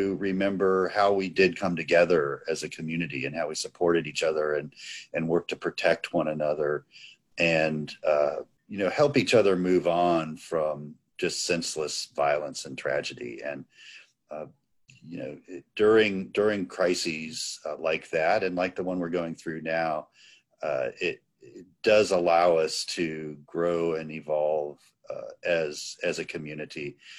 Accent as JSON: {"language": "English", "town": "Gainesville", "region": "Florida", "country": "United States", "tie": "born or raised there", "said": "And I say Gainesville, Florida."}